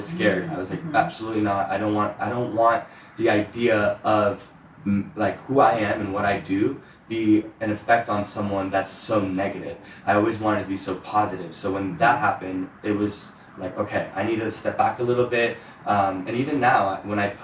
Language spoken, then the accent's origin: English; Ohio, United States; moved away; growing up in Ohio